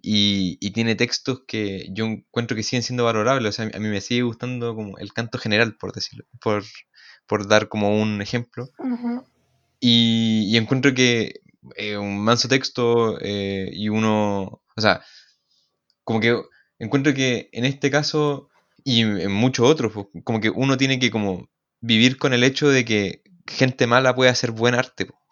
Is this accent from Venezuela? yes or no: no; Chile